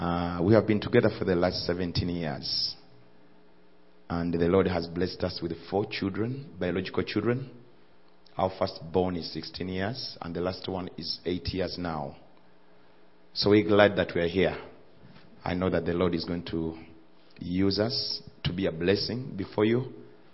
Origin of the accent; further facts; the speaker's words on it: Uganda; So we are from East Africa. We are from Uganda.